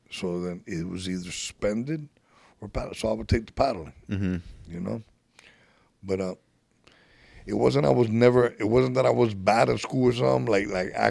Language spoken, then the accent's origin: English; Miami, Florida, United States; So I came to to Miami like at the age of like two, three. Mm-hmm. and like I was, I was, you know, I was raised in Miami.